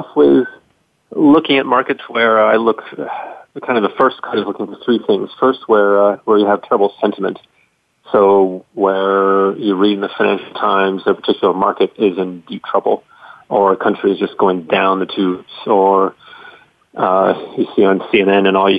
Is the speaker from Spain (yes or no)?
yes; Spain; also born or lived in Russia; Well, I've lived outside the United States for most of my life. I grew up in Spain, and then I lived in Russia for about 9 years.